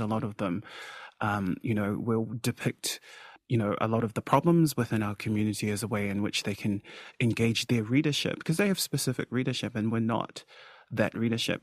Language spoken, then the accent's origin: English; Auckland, New Zealand; I grew up in South Auckland amongst the Samoan f, uh, community, which was very connected